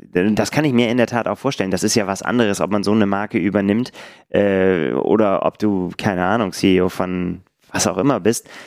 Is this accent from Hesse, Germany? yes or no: no; Bremen, Germany; ich werde den Marathon Bremen laufen, weil ich einfach, ne, meine Heimatstadt.